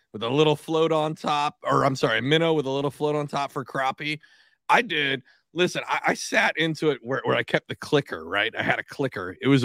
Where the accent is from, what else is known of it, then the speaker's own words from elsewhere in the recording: Washington, United States; moved away; I grew up in Washington State and summers in Alaska.